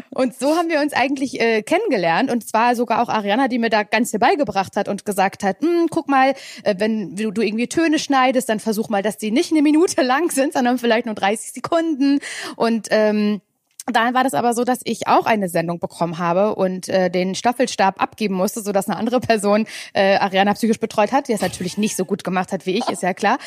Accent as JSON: {"language": "German", "region": "Mecklenburg-Vorpommern", "country": "Germany", "said": "ich komme ja aus Mecklenburg-Vorpommern"}